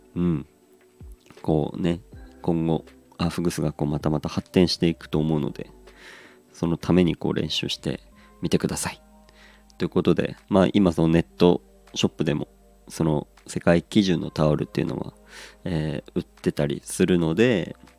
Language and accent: Japanese; Hirosaki, Aomori, Japan; moved away; 僕はまあ出身青森の中でも弘前ってところなんですけど